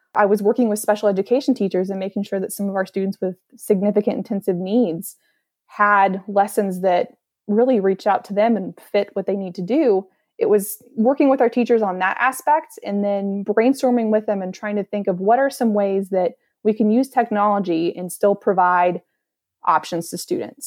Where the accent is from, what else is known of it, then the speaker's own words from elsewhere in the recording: Columbus, Indiana, United States; So, I am from Columbus, Indiana.